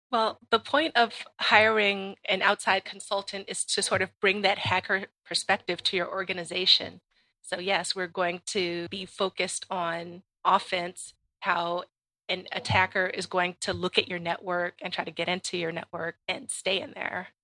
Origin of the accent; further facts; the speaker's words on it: Washington, District of Columbia, United States; I grew up in Washington, D C